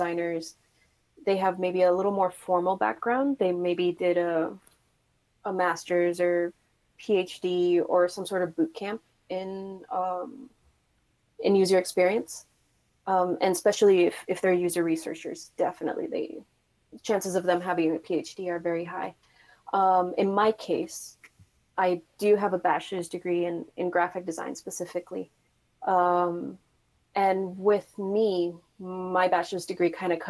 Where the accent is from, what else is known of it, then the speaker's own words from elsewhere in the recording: Puerto Rico; moved away as an adult; now in San Francisco, United States; I'm originally from Puerto Rico, studied graphic design, and then came to San Francisco to pursue, a role in game development